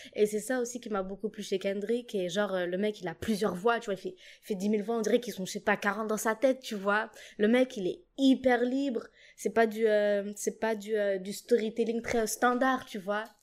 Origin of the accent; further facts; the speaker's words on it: Djibouti; moved away as an adult; also born or lived in Paris suburbs, France; now in Lille, France; j'ai grandi à Djibouti